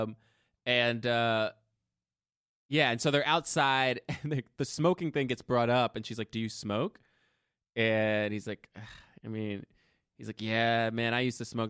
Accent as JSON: {"language": "English", "region": "New Jersey", "country": "United States", "tie": "born or raised there", "moved": "yes", "lives_now": "New York, United States", "said": "I grew up in Jersey."}